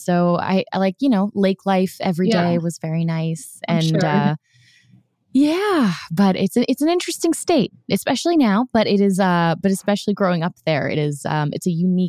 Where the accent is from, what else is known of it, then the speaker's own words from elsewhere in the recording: Orlando, Florida, United States; moved away; I grew up in Orlando.